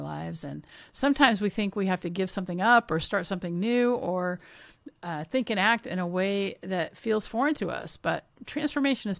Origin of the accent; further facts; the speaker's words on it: Washington, United States; I grew up in Washington State.